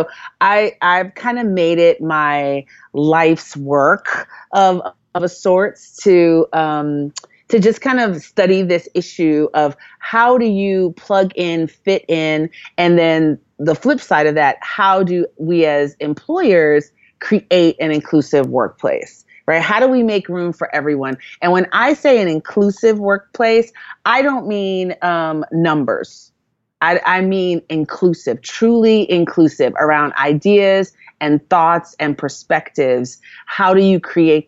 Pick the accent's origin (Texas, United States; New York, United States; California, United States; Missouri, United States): New York, United States; New York City; also born or lived in Jamaica; growing up in New York, I grew up in Brooklyn, New York. Growing up in New York, in a Jamaican community, I might as well have lived in Jamaica.